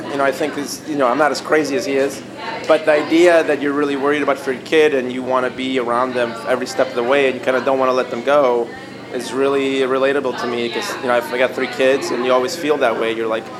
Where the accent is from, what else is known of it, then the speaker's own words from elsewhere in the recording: Chicago, Illinois, United States; And I came from Chicago, which didn't really have a big program.